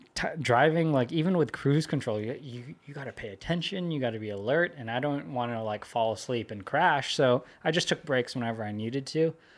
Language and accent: English; Sunnyvale, California, United States; moved away; I went to elementary school there and middle school